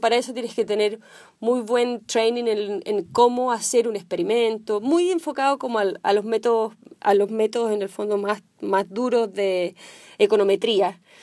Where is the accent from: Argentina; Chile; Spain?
Chile; moved away as an adult; now in Silicon Valley, United States; Yo soy chilena, nací en Chile